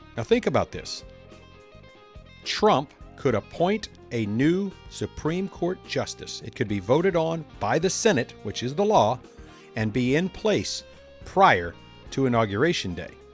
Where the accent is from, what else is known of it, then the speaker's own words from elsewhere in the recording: Louisiana, United States; I'm from Louisiana